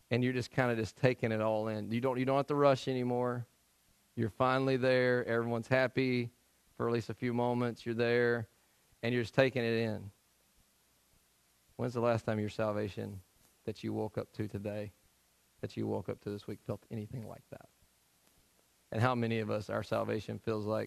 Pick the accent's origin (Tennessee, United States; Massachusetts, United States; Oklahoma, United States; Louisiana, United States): Tennessee, United States; moved away; I'm from Tennessee